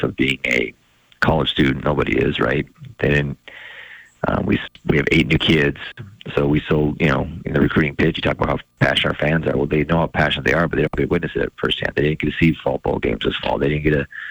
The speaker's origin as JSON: {"language": "English", "town": "Kalispell", "region": "Montana", "country": "United States", "tie": "born or raised there", "said": "I grew up in Kalispell"}